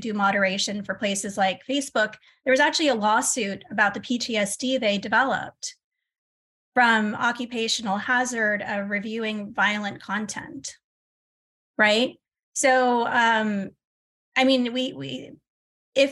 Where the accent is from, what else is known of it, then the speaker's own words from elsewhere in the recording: United States; I'm American